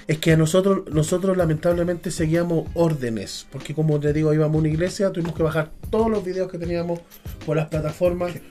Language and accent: Spanish; Chile; soy chileno